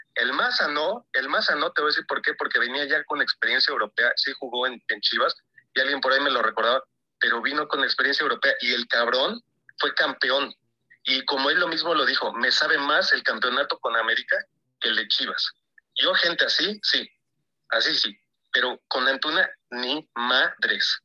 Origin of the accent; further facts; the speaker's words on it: Puebla, Mexico; yo por cierto soy de Puebla